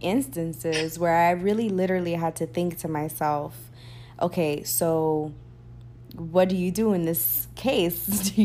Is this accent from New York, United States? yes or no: yes; New York City, New York, United States; moved away as an adult; now in Florida, United States; growing up in the Bronx especially